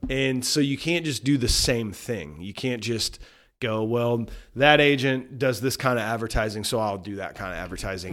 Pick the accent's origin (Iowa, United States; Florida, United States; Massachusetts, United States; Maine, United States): Iowa, United States; Cedar Rapids; This is my hometown